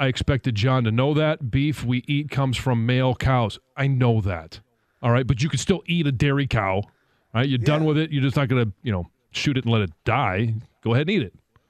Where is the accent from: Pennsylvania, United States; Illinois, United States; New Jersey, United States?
Pennsylvania, United States; Philadelphia; I'm from Philadelphia, South Jersey area.